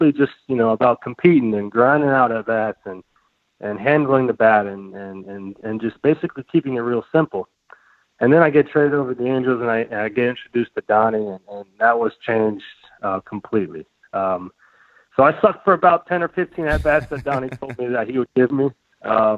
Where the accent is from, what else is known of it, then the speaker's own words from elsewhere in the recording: Tampa, Florida, United States; I'm also from Tampa